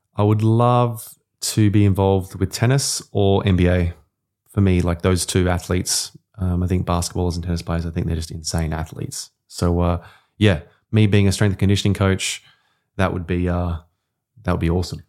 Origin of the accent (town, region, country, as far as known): Australia